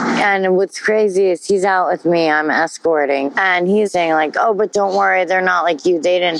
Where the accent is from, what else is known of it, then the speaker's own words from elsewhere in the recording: Long Island, New York, United States; I'm from Long Island.